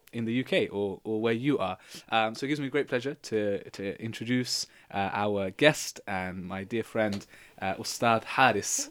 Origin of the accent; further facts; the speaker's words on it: London, United Kingdom; from London